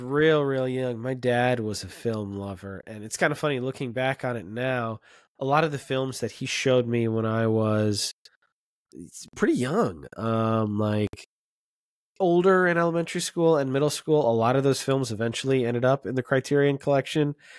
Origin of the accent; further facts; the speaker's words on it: Florida, United States; I grew up in Florida